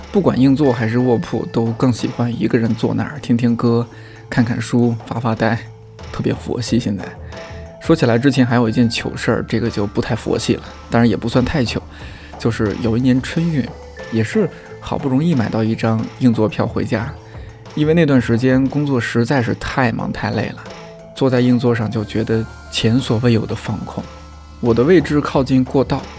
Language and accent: Chinese; China; 作为中国人